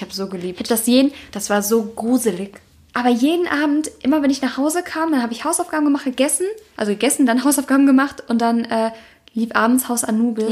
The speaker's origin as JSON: {"language": "German", "town": "Heinsberg", "region": "North Rhine-Westphalia", "country": "Germany", "tie": "born or raised there", "moved": "yes", "lives_now": "Cologne, Germany", "said": "Ich komme ja aus Kreis Heinsberg"}